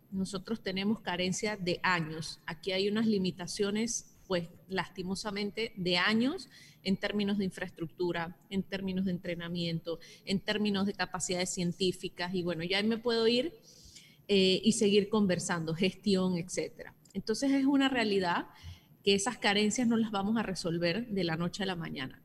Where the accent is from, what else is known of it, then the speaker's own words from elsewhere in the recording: Panama; nosotros como panameños